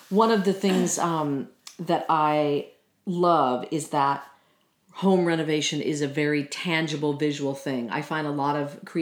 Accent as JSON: {"language": "English", "region": "New York", "country": "United States", "said": "being I a New Yorker"}